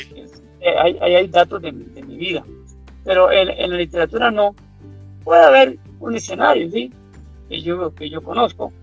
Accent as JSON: {"language": "Spanish", "town": "Abangares", "region": "Guanacaste", "country": "Costa Rica", "tie": "born or raised there", "said": "Avangares, que es el cantón donde yo nací"}